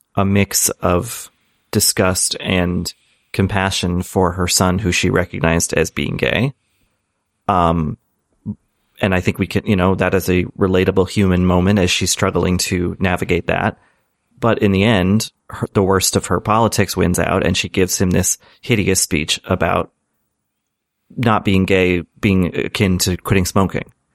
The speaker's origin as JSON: {"language": "English", "town": "Boston", "region": "Massachusetts", "country": "United States", "tie": "born or raised there", "said": "growing up in Boston"}